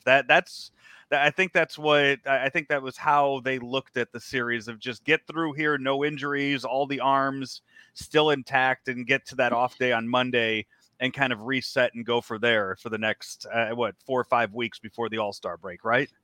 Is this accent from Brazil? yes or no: no; Chicago, Illinois, United States; as a kid growing up in the South Side of Chicago